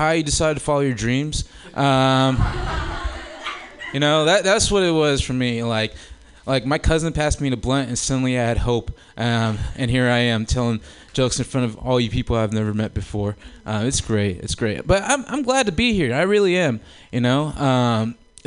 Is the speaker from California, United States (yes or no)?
yes; Oakland, California, United States; growing up in Oakland